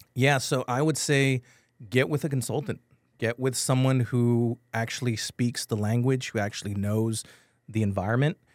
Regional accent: San Antonio, Texas, United States; I'm from San Antonio, I'm born and raised from here.

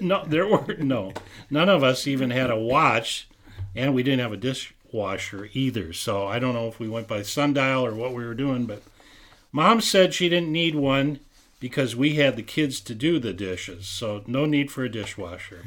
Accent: St. Louis Park, Minnesota, United States; when I grew up in Saint Louis Park on Texas Avenue

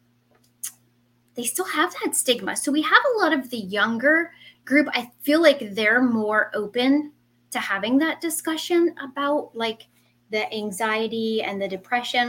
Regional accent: New Jersey, United States; also born or lived in Central Florida; now in Florida, United States; I am a Jersey girl. I was born and raised in Jersey, and I am now in Central Florida

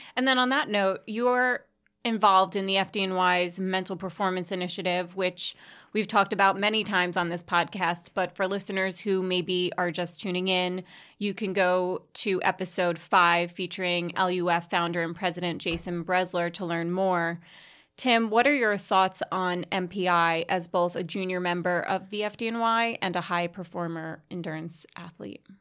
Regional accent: Staten Island, New York, United States; moved away; I'm originally from Staten Island

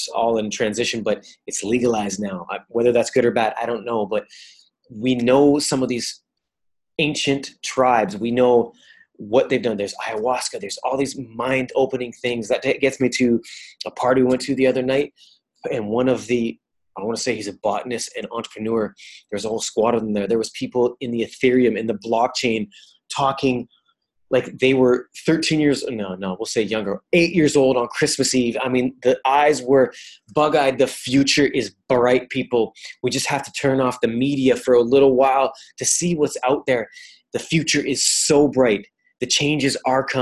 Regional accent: Canada; also born or lived in Italy; I come from Canada.

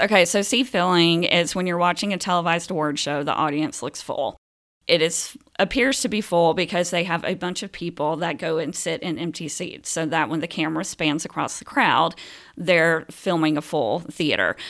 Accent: Phenix City, Alabama, United States; also born or lived in Columbus, Georgia; now in Omaha, United States; I was born in Columbus, Georgia, and raised in Phoenix City, Alabama

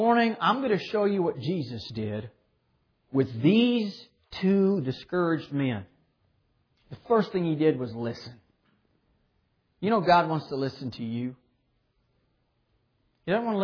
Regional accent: Clearwater, Kansas, United States; I've lived here my whole life. Never lived anywhere else in my entire life. Born and raised in Clearwater, Kansas.

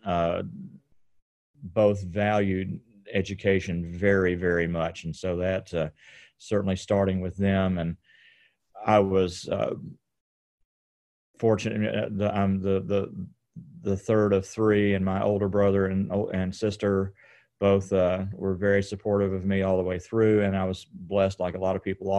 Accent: Hopkinsville, Kentucky, United States; Hopkinsville, which is in western Kentucky, in far western Kentucky

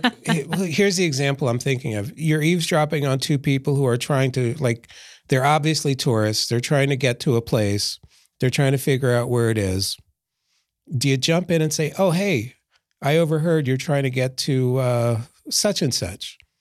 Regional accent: Philadelphia, Pennsylvania, United States; I grew up in Philadelphia

